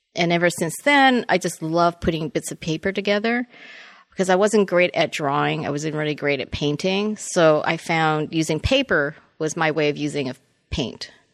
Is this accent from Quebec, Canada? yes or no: no; Toronto, Ontario, Canada; moved away as an adult; I was born and raised in Toronto, and I came down in nineteen eighty-five to go to Art Center